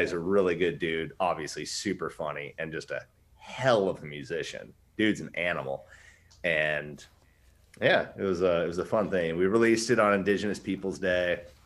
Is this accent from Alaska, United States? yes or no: yes; Wasilla, Alaska, United States; I built a skate park in my hometown. Um, hmm battled against that when Sarah Palin was our mayor